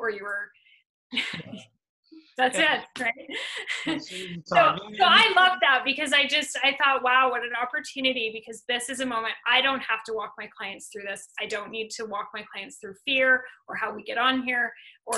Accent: Canada

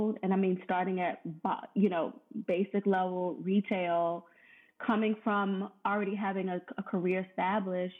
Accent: Richmond, Virginia, United States; moved away as an adult; also born or lived in Washington, D.C. area; I'm originally from Richmond and moved to the D.C. area.

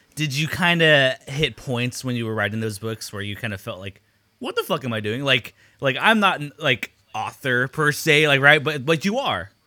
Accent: Long Beach, California, United States; growing up in Long Beach Unified

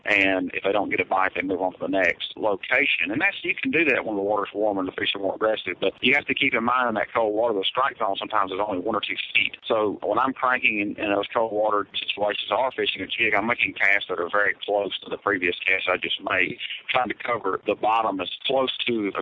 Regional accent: South Mississippi, United States; I'm from South Mississippi

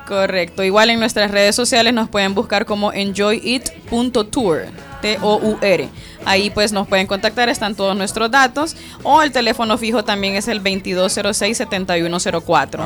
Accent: Honduras; now in El Salvador; como hondureña que soy, pero vivo acá en El Salvador

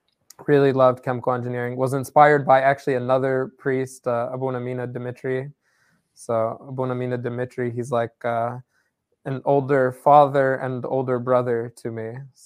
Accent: Indianapolis, Indiana, United States; now in Chicago, United States; So I was born in Indianapolis, Indiana. So a really like small town church. I think we were probably like 15 families. So we were a very tight-knit community.

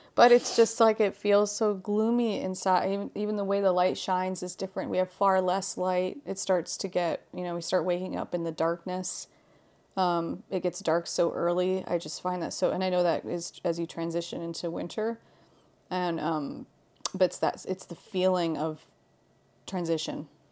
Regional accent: Hawaii, United States; moved away; also born or lived in Halifax, Nova Scotia, Canada; growing up in Hawaii

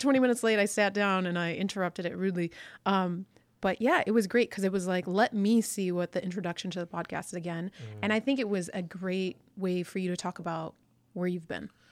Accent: United States; I'm super first generation American, like super first generation is in, in the sense that like I'm the first person that was born

